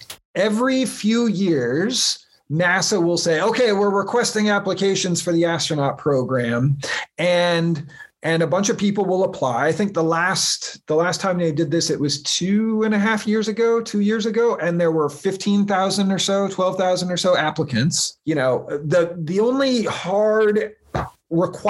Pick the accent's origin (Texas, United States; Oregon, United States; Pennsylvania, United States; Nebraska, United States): Oregon, United States; Portland; moved away; also born or lived in California; I grew up outside of Portland, Oregon.